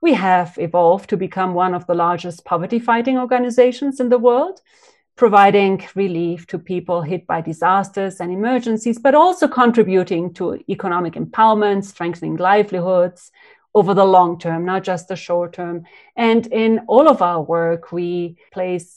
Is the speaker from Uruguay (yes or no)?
yes; Uruguay; moved away as an adult; also born or lived in Cambodia; I'm from Uruguay, from South America, and I was a young 25-year-old woman when I arrived in 94 in Cambodia